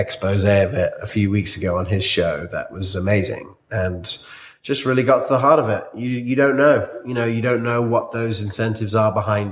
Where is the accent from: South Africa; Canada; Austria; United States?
South Africa; moved away; I grew up in South Africa